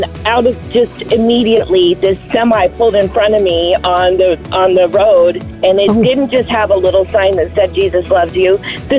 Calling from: Maricopa, Arizona, United States; Maricopa, Arizona.

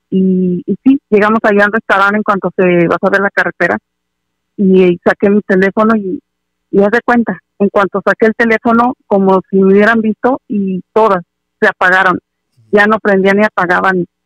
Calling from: California, United States; Hola, buenas noches, soy … de Aldo de California.

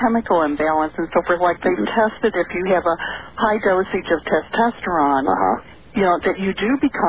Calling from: St. Louis, Missouri, United States; St. Louis.

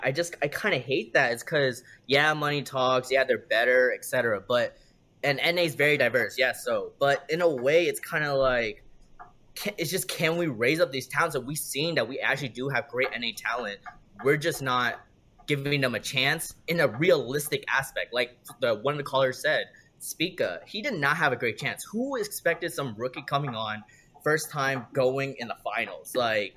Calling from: California, United States; The Bay Area.

